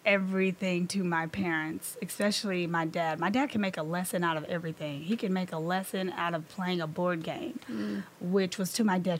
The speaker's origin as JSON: {"language": "English", "town": "Malden", "region": "Missouri", "country": "United States", "tie": "born or raised there", "moved": "as an adult", "lives_now": "St. Louis, United States", "said": "I am from the Boot Hill of Missouri."}